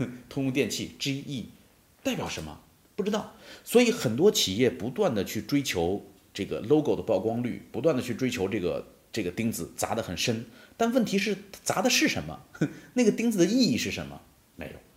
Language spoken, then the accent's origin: Chinese; China; 我们中国人